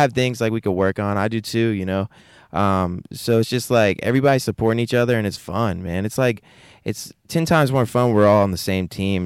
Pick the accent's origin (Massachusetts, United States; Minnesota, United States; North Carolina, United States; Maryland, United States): North Carolina, United States; Wake Forest; also born or lived in Raleigh; I was born in Raleigh, raised in Wake Forest